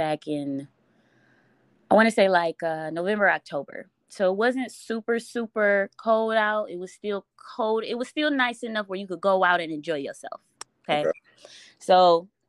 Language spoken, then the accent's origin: English; Detroit, Michigan, United States; I'm from Detroit